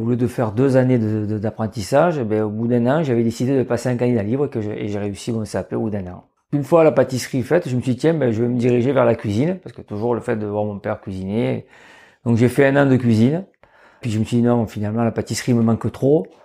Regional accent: Marseille, Provence-Alpes-Côte d'Azur, France; je suis originaire de, de Marseille. Donc, j'avais des parents qui étaient hôteliers-restaurateurs

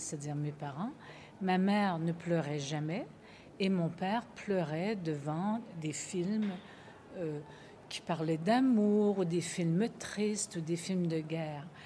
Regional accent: Quebec, Canada; Je viens du Québec et je viens d'un matriarcat

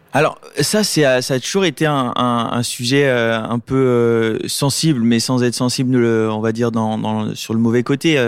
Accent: Lunéville, Grand Est, France; je suis né euh, à Lunéville en, en Lorraine

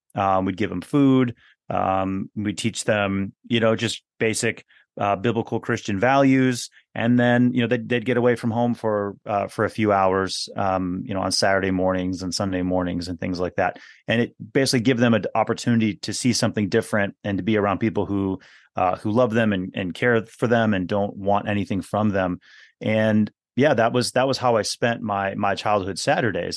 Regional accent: Milwaukee, Wisconsin, United States; also born or lived in West Coast of the U.S.; I was technically I was born on the west coast of the U.S., but yeah, I grew up. I grew up here in in Wisconsin

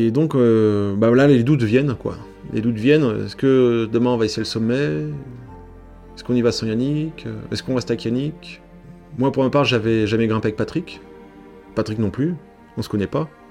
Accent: Paris, Île-de-France, France; now in Servoz, France; je suis originaire de Paris

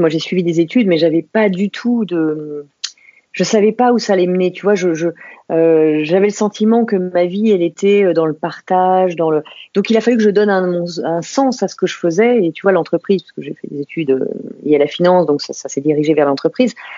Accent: Saint-Maurice, Île-de-France, France; also born or lived in England; Je suis née à Saint-Maurice, tout à côté de, de, Paris. et j'ai vécu en banlieue parisienne pendant, pendant des années autour de Paris. Donc, mes racines sont en île de france

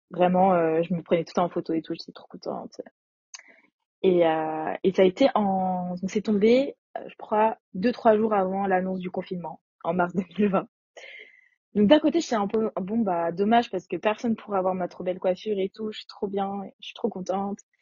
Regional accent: a small town near Nantes, western France, Pays de la Loire, France; now in Paris, France; J'habite à Paris, mais je viens de l'ouest de la France, dans une petite ville à côté de Nantes

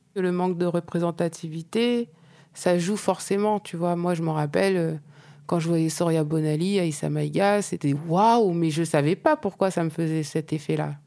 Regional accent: Normandy, France; je viens de Normandie.

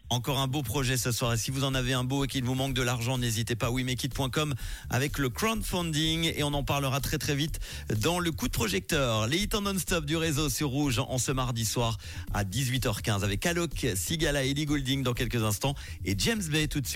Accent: Switzerland; chez nous en Suisse

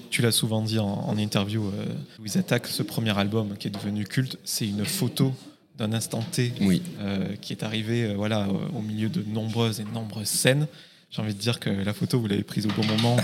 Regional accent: Carcassonne, Occitania, France; je suis originaire de Carcassonne

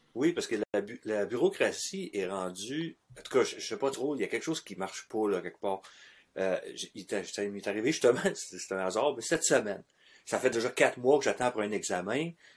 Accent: Quebec, Canada; on est du Québec

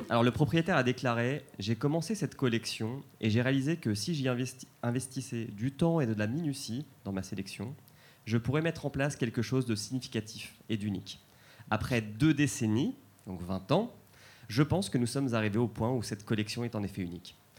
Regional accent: Calvados, Normandy, France; je viens du Calvados

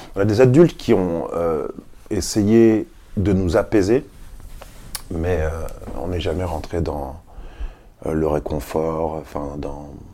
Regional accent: Paris, Île-de-France, France; Je suis un Parisien, j'ai vécu à Paris, euh, je suis chez moi

